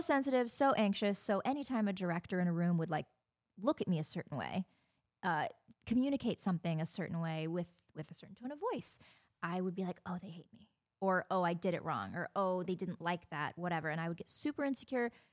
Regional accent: Indiana, United States; moved away; A lot of people stayed local, went to Purdue. I'm from Indiana

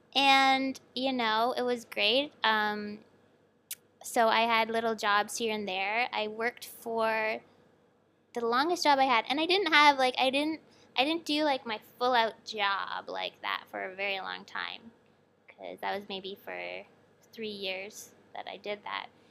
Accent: Toronto area, Ontario, Canada; moved away as an adult; also born or lived in Sackville, New Brunswick, Canada; now in Shenzhen, China; I grew up in the Toronto area, just, like, forty minutes west

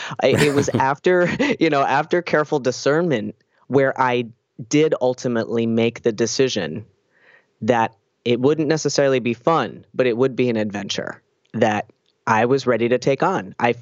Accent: New Jersey, United States; now in Boston, United States; And then when I moved to Boston in 2006 from New Jersey, where I'm from, I started hanging out with transgender people.

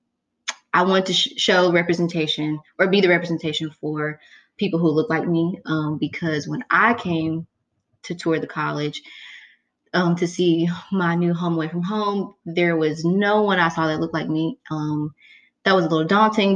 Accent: Raymond, Mississippi, United States; I'm from Raymond, which is literally right outside of Jackson

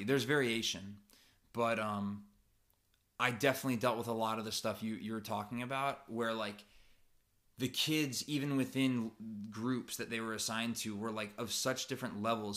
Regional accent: United States; moved away as an adult; now in Japan; especially as Americans

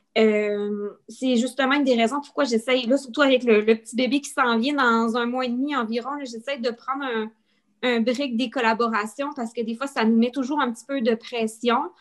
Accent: Quebec, Canada; moved away as an adult; now in New Brunswick, Canada; je, suis, canadienne, je suis originaire du Québec

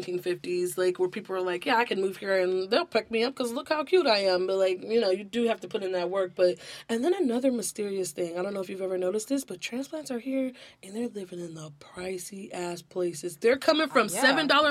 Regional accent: Los Angeles, California, United States; Like, you can't tell me from about my hometown.

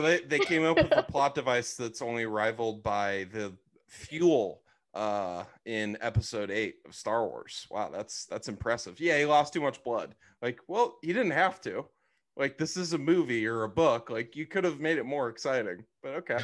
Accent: Arizona, United States; growing up in Arizona obviously don't have any beaches there

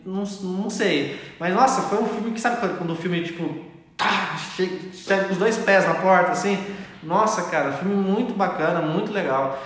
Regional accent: Brazil; nós somos brasileiros

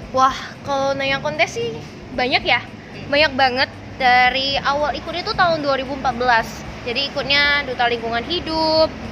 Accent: Pontianak, West Kalimantan, Indonesia; aku memang asli kan dari Pontianak

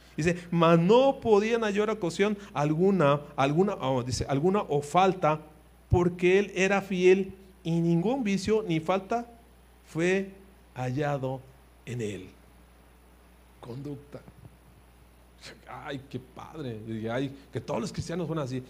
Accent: Mexico; somos mexicanos

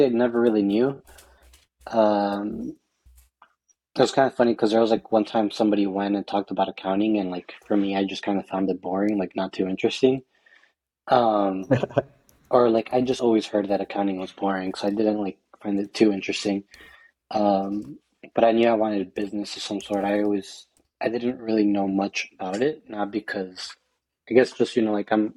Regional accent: Westchester, Illinois, United States; also born or lived in Berwyn, Illinois / Cicero, Illinois / North Riverside, Illinois; Then we moved to Westchester, where that's where I spent most of, I would say, my childhood and early life.

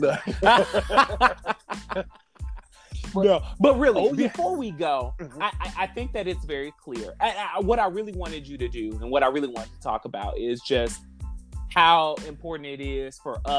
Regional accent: Detroit, Michigan, United States; moved away; I'm from the Midwest. I'm from Detroit

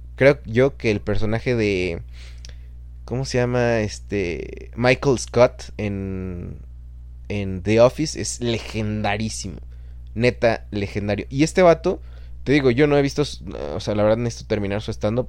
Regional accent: Chalco, State of Mexico, Mexico; now in Guadalajara, Mexico; de donde nosotros somos, de Fernando y yo, de Chalco, en el Estado de México

